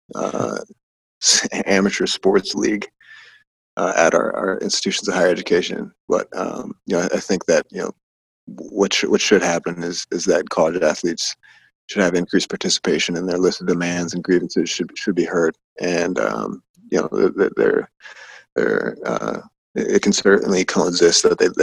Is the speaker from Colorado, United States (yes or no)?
yes; Colorado, United States; my home state of Colorado